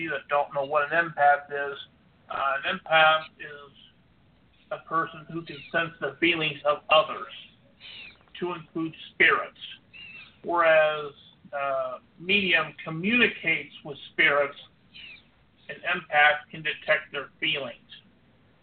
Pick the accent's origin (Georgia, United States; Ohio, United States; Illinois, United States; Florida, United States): Illinois, United States; my home state of Illinois